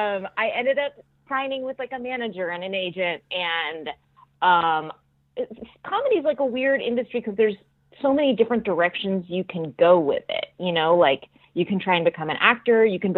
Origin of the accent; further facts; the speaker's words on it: Alameda, California, United States; also born or lived in Oakland / Santa Cruz; I was born and raised in the East Bay, California.